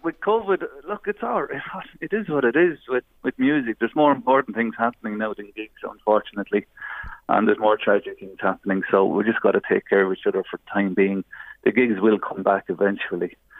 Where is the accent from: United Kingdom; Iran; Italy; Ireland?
Ireland; Navan, Leinster; we grew up together in Navan, more or less next door to each other